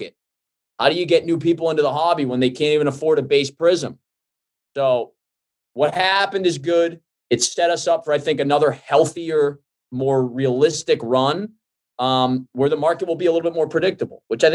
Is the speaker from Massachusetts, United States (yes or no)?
yes; Boston, Massachusetts, United States; I grew up in Boston